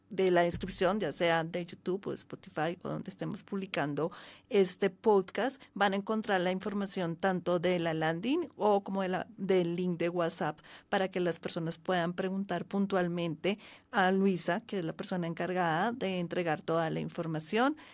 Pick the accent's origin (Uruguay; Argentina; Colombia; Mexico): Colombia; also born or lived in Bogotá; yo vivo en Bogotá, soy colombiana